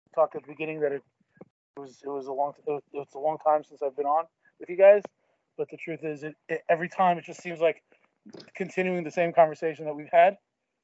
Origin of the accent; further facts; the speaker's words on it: New York, United States; I grew up in New York